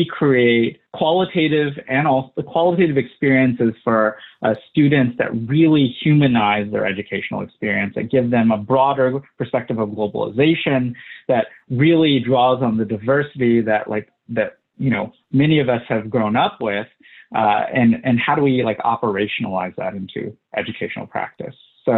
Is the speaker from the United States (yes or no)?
no; South Sumatra, Indonesia; born there; So I was born in South Sumatra, Indonesia, and I was adopted.